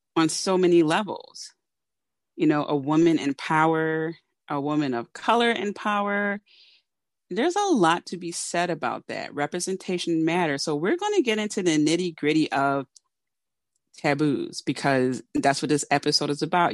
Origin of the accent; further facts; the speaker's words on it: Philadelphia, Pennsylvania, United States; I am a Philadelphian, know, from Philly, born and raised